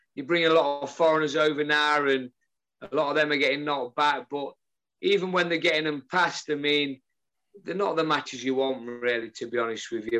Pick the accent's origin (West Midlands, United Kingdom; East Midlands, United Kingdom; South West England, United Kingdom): East Midlands, United Kingdom; Newark; born or raised there